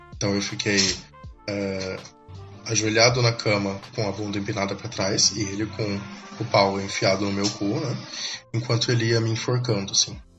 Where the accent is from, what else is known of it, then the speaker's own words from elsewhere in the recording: São Paulo, Brazil; eu sou de São Paulo